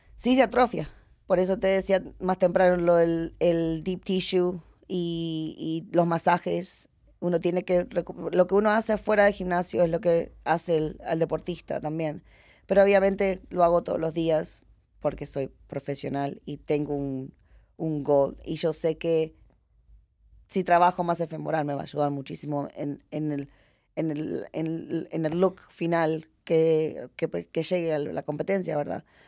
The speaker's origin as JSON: {"language": "Spanish", "town": "Miami", "region": "Florida", "country": "United States", "tie": "born or raised there", "also_born_or_lived": "Uruguay", "moved": "yes", "lives_now": "Las Vegas, United States", "said": "yo criada, obviamente en, en Miami"}